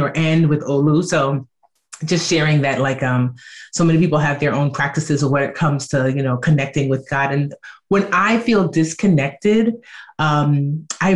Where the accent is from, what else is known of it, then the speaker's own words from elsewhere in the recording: Nigeria; and I'm Nigerian.